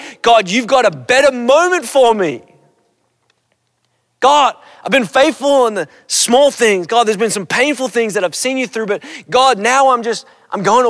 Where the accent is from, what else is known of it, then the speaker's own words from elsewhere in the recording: Australia; Growing up in Australia, my family, we would do these road trips